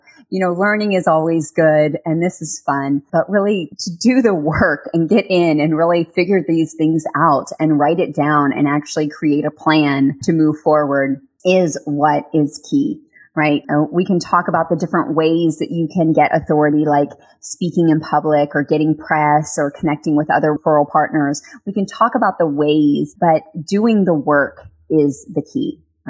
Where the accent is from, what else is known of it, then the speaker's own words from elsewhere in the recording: Texas, United States; I'm going to do my Texas accent. You guys know I'm from Texas.